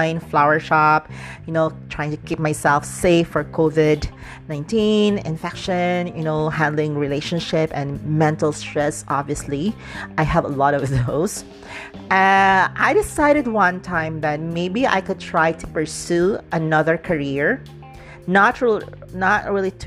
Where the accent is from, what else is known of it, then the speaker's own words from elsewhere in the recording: Dumaguete, Central Visayas, Philippines; moved away; my hometown in Negros Oriental in Dumaguete